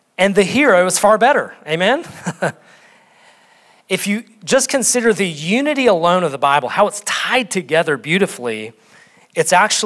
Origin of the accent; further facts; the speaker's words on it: North Dakota, United States; I'm from North Dakota